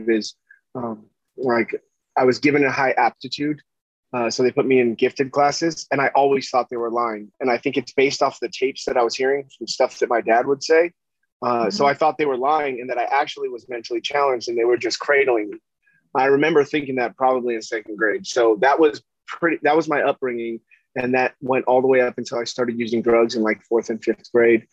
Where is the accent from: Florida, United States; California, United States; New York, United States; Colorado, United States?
California, United States; Huntington Beach; I grew up in Orange County, California, and in Huntington Beach